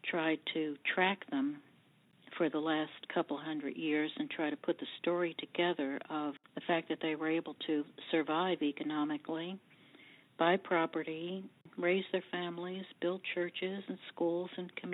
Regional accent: Monmouth County, New Jersey, United States; I grew up here in Monmouth County, where my family has been over 200 years.

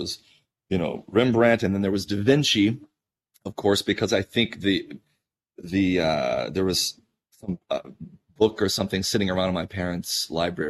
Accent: Georgia, United States; moved away; I was a very shy kid, and I grew up in Georgia, on a mountain range there.

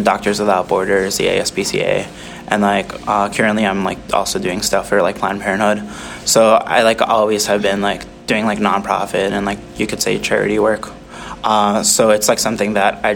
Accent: Chicagoland area, Illinois, United States; moved away; a lot of them are actually bands from my hometown

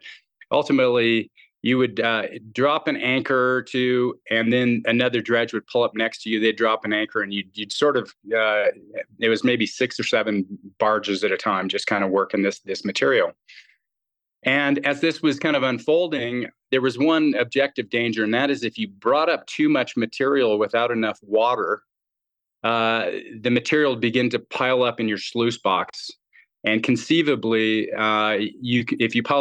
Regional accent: Colorado, United States; moved away as an adult; also born or lived in Venezuela; I grew up in Colorado

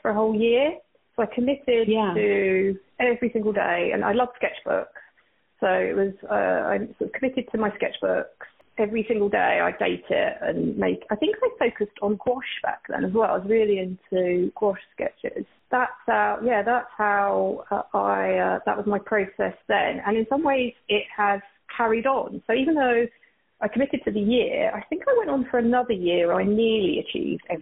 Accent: Essex, East of England, United Kingdom; moved away as an adult; now in Burlingame, United States; I'm from Essex in the UK, and I've been living out in Burlingame in California now for, gosh, it's been like 7 years

